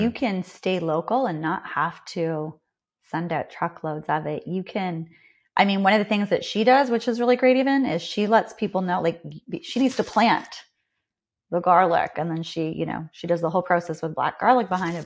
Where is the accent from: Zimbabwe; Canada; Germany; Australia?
Canada; accent: Canadian; I'm Canadian.